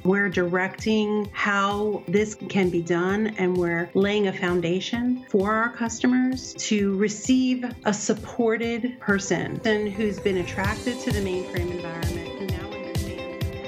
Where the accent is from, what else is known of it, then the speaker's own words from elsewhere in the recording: New York City, New York, United States; I grew up in Brooklyn, New York, so I'm a New York City girl at heart